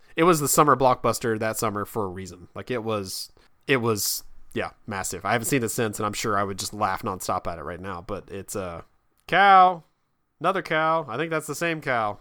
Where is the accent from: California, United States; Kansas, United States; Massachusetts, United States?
Kansas, United States; now in Virginia, United States; I'm from Kansas